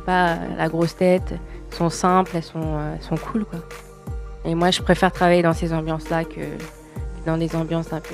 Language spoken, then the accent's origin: French; Paris, Île-de-France, France; je viens de Paris.